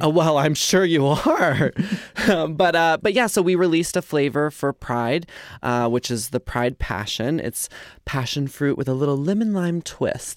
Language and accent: English; Carrollton, Texas, United States; we were born and raised in Carrollton, Texas